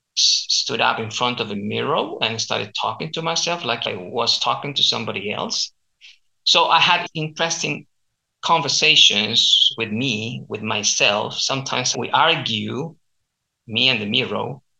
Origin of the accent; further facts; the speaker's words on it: Chile; accent: Chilean; first language Spanish; English is a second language; I teach standard Spanish with my local Chilean accent, and uh, I also teach Chilean culture if you're interested in learning about my country